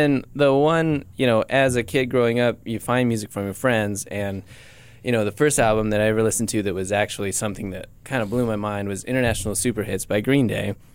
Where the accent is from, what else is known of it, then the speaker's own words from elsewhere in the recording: Beulah, United States; growing up in Beulah, where there was nothing, but nice